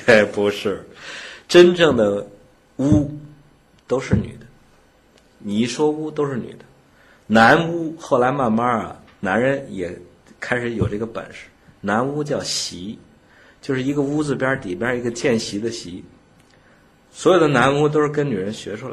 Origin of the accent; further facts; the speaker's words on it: China; 我们中国人